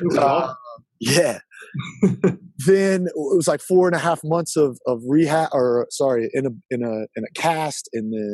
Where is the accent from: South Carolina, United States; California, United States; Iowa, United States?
South Carolina, United States; Easley; now in Charlotte, United States; I'm from Easley, South Carolina, which is the middle of nowhere